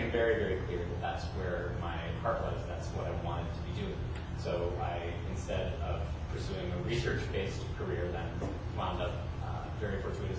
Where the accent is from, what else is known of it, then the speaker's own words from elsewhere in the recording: Fort Wayne, Indiana, United States; moved away as an adult; also born or lived in upstate New York / Pittsburgh; I grew up in Fort Wayne.